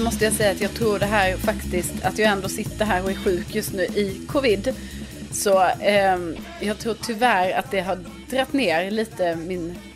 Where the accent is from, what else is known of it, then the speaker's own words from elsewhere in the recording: Lund, Skåne, Sweden; now in Stockholm, Sweden; Jag är från Lund men bor i Stockholm sedan flera år tillbaka.